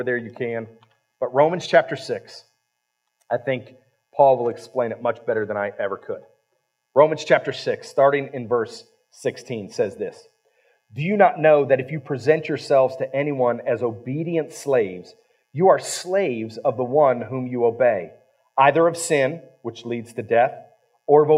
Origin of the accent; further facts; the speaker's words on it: Ohio, United States; now in West Virginia, United States; I was raised in Ohio